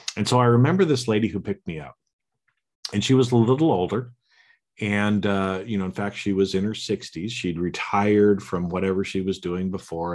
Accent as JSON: {"language": "English", "town": "Boise", "region": "Idaho", "country": "United States", "tie": "born or raised there", "said": "I was born in Boise, Idaho, to the parents that I was born to. I grew up and lived in the family that I did"}